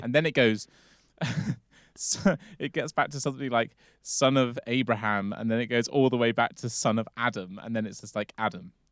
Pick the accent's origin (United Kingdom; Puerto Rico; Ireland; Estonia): United Kingdom; England; we're both English or British